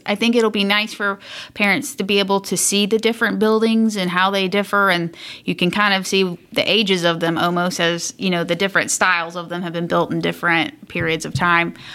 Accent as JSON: {"language": "English", "region": "South Carolina", "country": "United States", "moved": "as an adult", "lives_now": "Indianapolis, United States", "said": "And so I'm originally from South Carolina"}